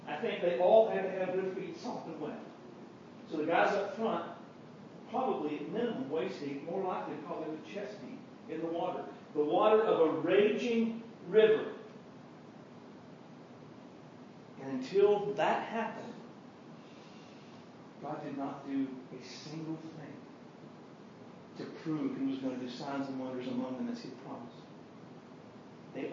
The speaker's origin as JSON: {"language": "English", "town": "Guymon", "region": "Oklahoma", "country": "United States", "said": "Now keep in mind, I know we're from Guymon, so we've never seen a raging river before."}